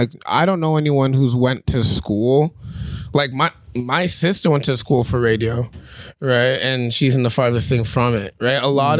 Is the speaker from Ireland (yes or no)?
no; Vancouver, British Columbia, Canada; BC, West Coast babies